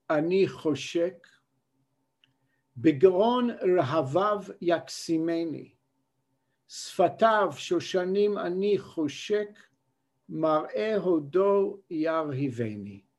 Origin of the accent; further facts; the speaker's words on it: Israel; born there; I was born in Israel, and I was so glad every time I returned here.